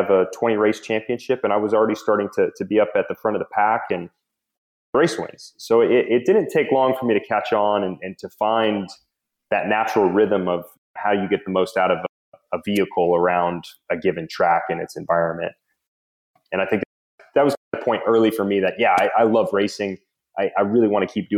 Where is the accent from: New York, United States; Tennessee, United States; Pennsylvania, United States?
Tennessee, United States; Nashville; I grew up in Nashville, Tennessee, suburban America